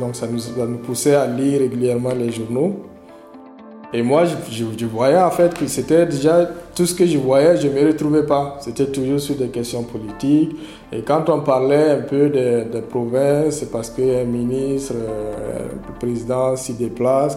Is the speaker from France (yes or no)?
no; Fada N'Gourma, Est, Burkina Faso; Je suis né et j'ai grandi à Fadan Koumou, à l'est du Burkina Faso.